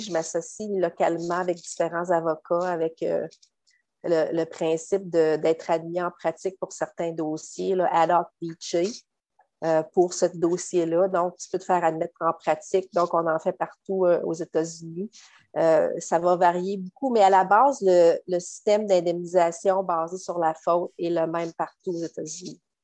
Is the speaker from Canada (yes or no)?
yes; Quebec, Canada; moved away as an adult; now in Florida, United States; je suis originaire du Québec.